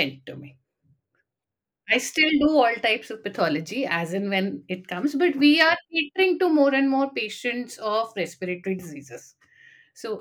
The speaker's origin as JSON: {"language": "English", "region": "Delhi", "country": "India", "moved": "as an adult", "lives_now": "Gurgaon, India", "said": "I am from Delhi"}